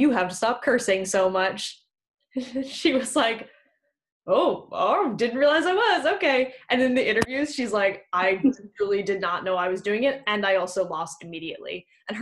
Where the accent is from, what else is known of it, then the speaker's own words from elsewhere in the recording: United States; moved away as an adult; now in United Kingdom; I'm an American who lives in the UK